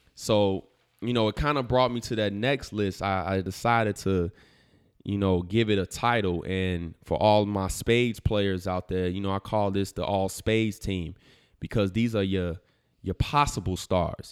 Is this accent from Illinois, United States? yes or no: yes; Chicago, Illinois, United States; my hometown Chicago